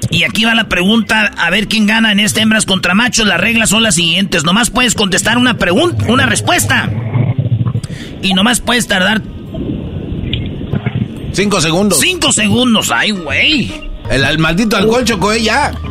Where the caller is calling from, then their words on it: Los Angeles, California, United States; de Los Ángeles.